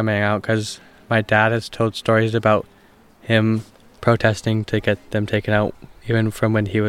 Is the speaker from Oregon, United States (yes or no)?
yes; Ashland, Oregon, United States; I'm from Ashland, Oregon.